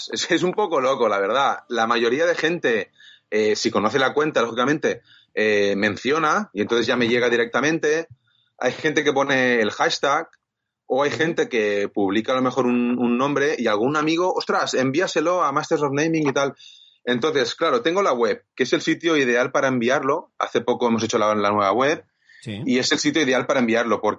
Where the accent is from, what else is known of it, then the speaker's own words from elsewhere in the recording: Viladecans, Catalonia, Spain; Yo soy de Vila de cans en de hay, hay muchos que empiezan por Vila, lo que sea, Vila Flos, Vila Fincas.